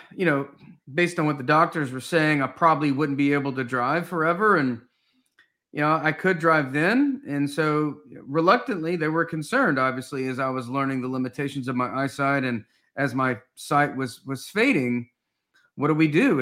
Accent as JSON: {"language": "English", "town": "Knoxville", "region": "Tennessee", "country": "United States", "tie": "born or raised there", "said": "I grew up in Knoxville, Tennessee"}